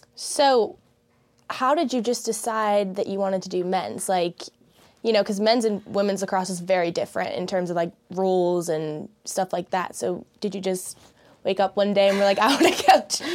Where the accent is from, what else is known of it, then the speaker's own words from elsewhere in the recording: Charlotte, North Carolina, United States; moved away; I am a sophomore from Charlotte, North Carolina, and currently on the varsity women's lacrosse team here at Denison